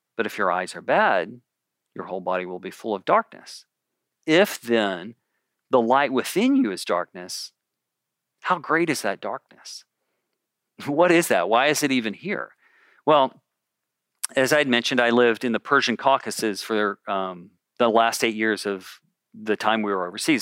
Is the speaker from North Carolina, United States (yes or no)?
no; Memphis, Tennessee, United States; now in California, United States; I'm from Memphis